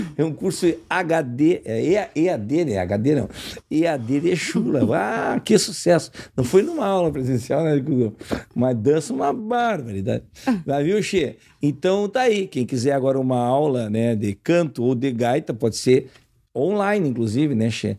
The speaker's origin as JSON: {"language": "Portuguese", "town": "Uruguaiana", "region": "Rio Grande do Sul", "country": "Brazil", "said": "Ferro Carril, que é o meu time lá de Uruguaiana"}